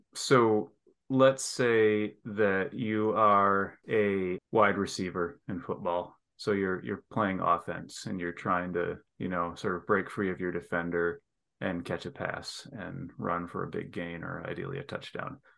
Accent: northern Lower Peninsula of Michigan, United States; moved away; we moved up, not to the Upper Peninsula where I'm headed soon, but to the northern part of the Lower Peninsula where it's still quite cold. And I lived in a little town there

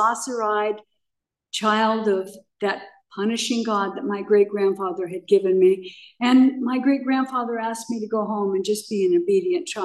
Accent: Pomona, California, United States; also born or lived in Akron, Ohio; I was born in Akron, Ohio, and I was raised by my great grandparents. I was born to a very, very young mother. And my great grandparents' parents were in the Civil War. So they were in their 80s when they took me. And they brought me in a little wicker basket to California. And we settled on a small chicken farm in Pomona, California

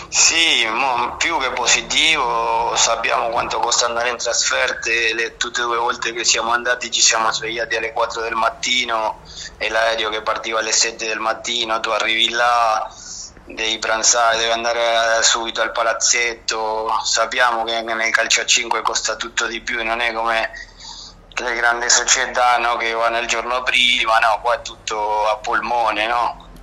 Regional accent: Buenos Aires, Argentina; Italian is a second language; moved away as an adult; also born or lived in Avezzano / Bari / Sardinia; now in Rome, Italy; io sono nato a Buenos Aires, Argentina, al quartiere della Boca, proprio a 300 metri dalla Pomponera

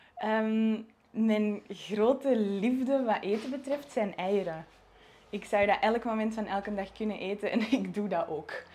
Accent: Antwerp province, Flanders, Belgium; also born or lived in Netherlands; Ik ben ook wel, wel degelijk geboren en getogen in het Antwerpse.

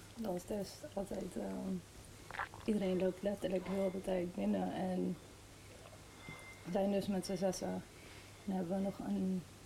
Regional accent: Bandung, West Java, Indonesia; now in Rotterdam, Netherlands; ik ben geboren in Bandung, Indonesië

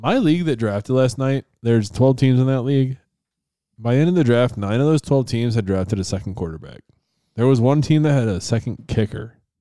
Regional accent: Buffalo, New York, United States; born or raised there; moved away

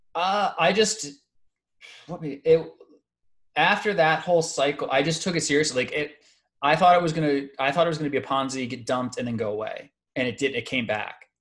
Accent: United States; being specifically an American

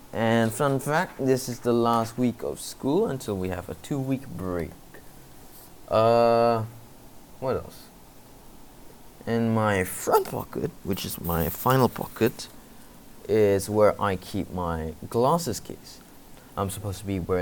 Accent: Malaysia; it's obviously necessary in Malaysia to learn it because I am a Malaysian

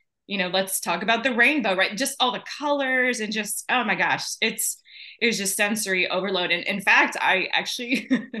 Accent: Lake Jackson, Texas, United States; the first Buc-ee's was actually in my hometown. In Lake Jackson. So yeah, I grew up with Buc-ee's

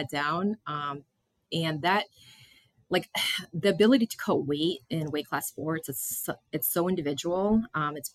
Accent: Massachusetts, United States; moved away as an adult; I grew up in Massachusetts.

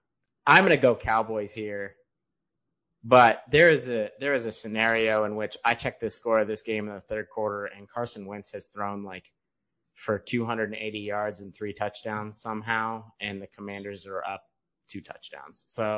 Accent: United Kingdom; No, I'm British. I don't sip tea in the afternoon.

